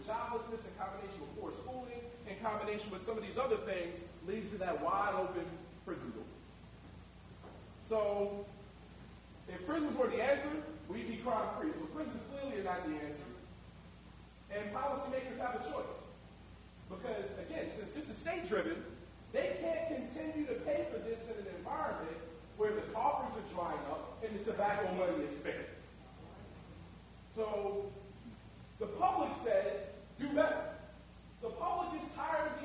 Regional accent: New York City, New York, United States; I'm from East New York, Brooklyn

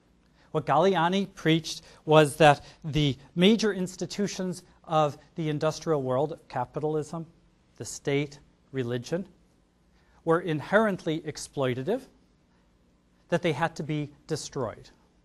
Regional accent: Detroit, Michigan, United States; I'm from Detroit. I can make those jokes.

